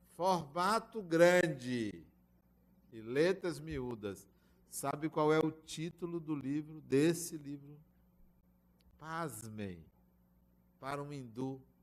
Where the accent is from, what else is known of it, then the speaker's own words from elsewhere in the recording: Bahia, Brazil; eu sou baiano